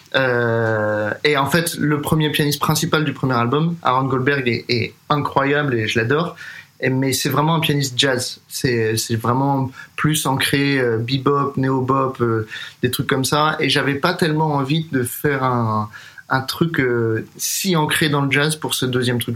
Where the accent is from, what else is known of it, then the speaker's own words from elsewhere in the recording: Paris, Île-de-France, France; moved away as an adult; also born or lived in Boston, United States / New York, United States; Je suis né et j'ai grandi à Paris